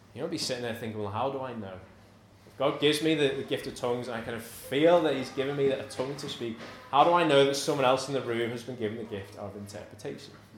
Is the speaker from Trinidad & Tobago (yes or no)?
no; United Kingdom; we're British, we're conservative